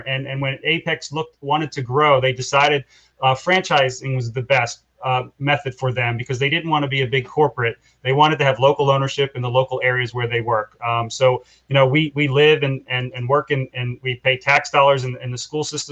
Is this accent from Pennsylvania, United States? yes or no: yes; Philadelphia, Pennsylvania, United States; also born or lived in Bensalem, Pennsylvania; I was born and raised in Northeast Philadelphia, Tacony. We moved out of Tacony to Bensalem when I was in seventh grade